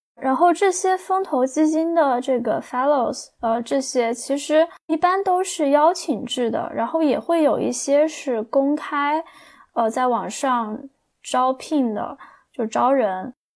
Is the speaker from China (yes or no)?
yes; China; 我们中国人有句话叫